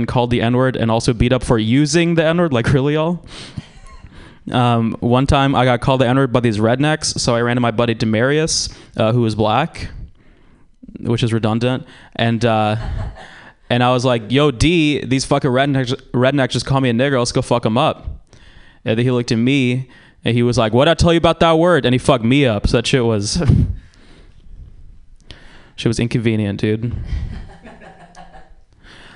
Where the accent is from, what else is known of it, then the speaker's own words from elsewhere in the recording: Georgia, United States; now in San Francisco, United States; I'm from Georgia, which is a shitty place